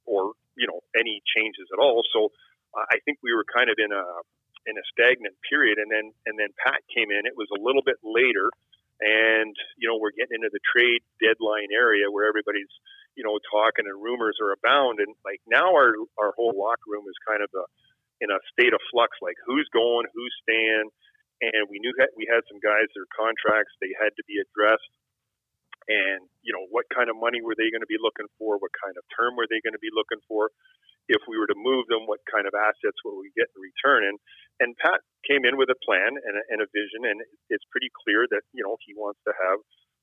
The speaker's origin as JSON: {"language": "English", "town": "Toronto", "region": "Ontario", "country": "Canada", "tie": "born or raised there", "moved": "yes", "said": "Toronto, which is, you know, my hometown, and my childhood dream was playing for the Leafs"}